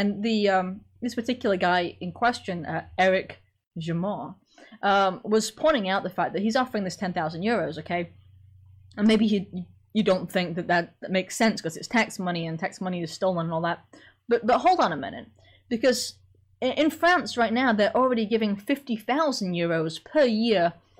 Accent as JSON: {"language": "English", "town": "Sheffield", "region": "Yorkshire and the Humber", "country": "United Kingdom", "accent": "Sheffield", "moved": "yes", "said": "I was from Sheffield, so a heck of a lot north of you. So my accent was actually really strong when I first got here, but it wasn't like a southern English accent"}